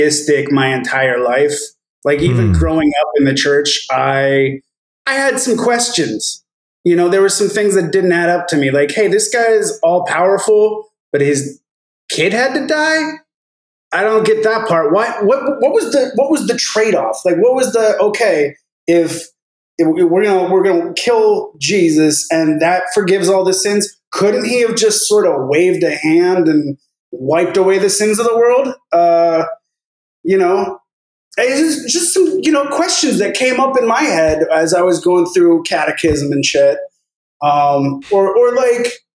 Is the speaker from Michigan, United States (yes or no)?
no; Livermore, California, United States; Livermore, the tiny town that I grew up in, you've probably heard, you know, the Fusion news that came out this week, where that's my hometown